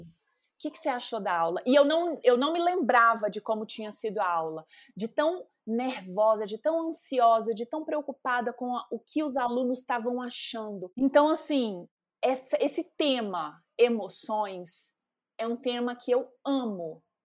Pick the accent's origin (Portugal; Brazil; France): Brazil; Carangola, Minas Gerais; moved away as an adult; now in São Paulo, Brazil; Eu sou mineira, né? Nascida aí em Carangola, Minas, interior de Minas, zona da mata é, saí muito cedo de casa, justamente para poder estudar, mas as minhas raízes são de Minas